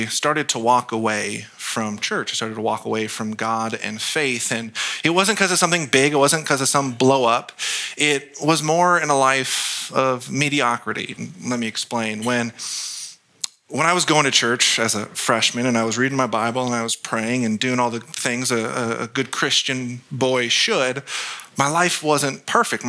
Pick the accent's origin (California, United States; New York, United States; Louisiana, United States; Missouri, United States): California, United States; Gilroy; I was born and raised in Gilroy, so just down the street